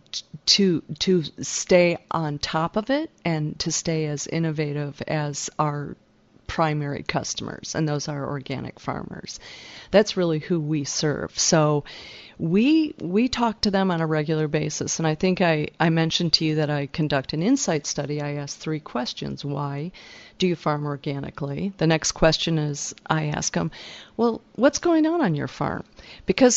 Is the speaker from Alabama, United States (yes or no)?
no; Detroit, Michigan, United States; moved away; also born or lived in Silicon Valley; growing up in Michigan